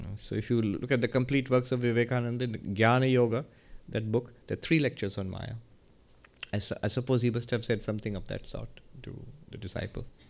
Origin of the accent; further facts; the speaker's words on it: India; moved away; I'm from India